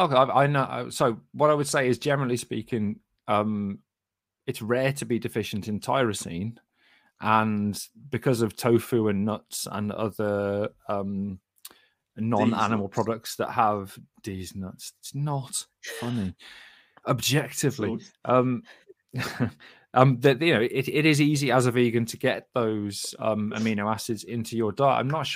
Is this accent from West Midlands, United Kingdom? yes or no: yes; Sandwell, West Midlands, United Kingdom; maybe it's just because I'm from Sandwell. Well, you definitely won't know Double Rumples if you live in Sandwell, because that's where we are.